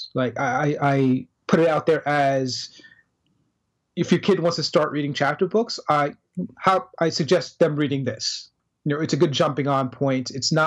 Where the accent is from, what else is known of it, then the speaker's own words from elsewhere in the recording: United States; moved away; also born or lived in Trinidad; I spent the majority of my life in the United States